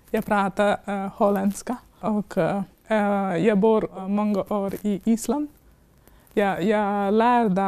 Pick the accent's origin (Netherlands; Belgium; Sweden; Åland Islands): Belgium; Swedish is a second language; also born or lived in India / Poland / Iceland; now in Finland; Uh, jag är född i Indien. Uh, jag har växt upp i Belgien och Polen.